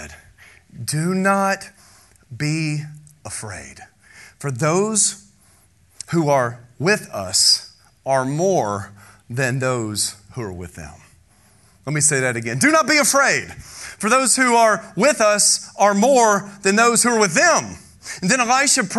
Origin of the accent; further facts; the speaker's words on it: United States; we're an American. It's nice and it's safe here